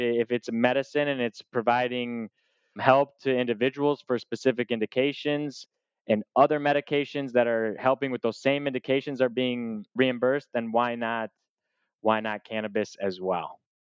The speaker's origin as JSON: {"language": "English", "region": "Michigan", "country": "United States", "tie": "born or raised there", "also_born_or_lived": "Kalamazoo, Michigan / Tennessee", "accent": "American", "moved": "as an adult", "lives_now": "Lisbon, Portugal", "said": "I grew up in the state of Michigan"}